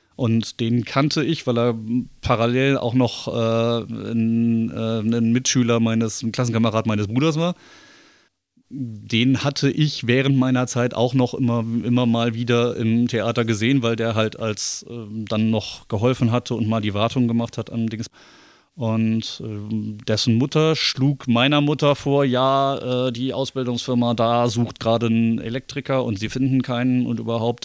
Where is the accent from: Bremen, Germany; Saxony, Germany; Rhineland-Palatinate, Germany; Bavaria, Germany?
Bremen, Germany; geboren und aufgewachsen bin ich in Bremen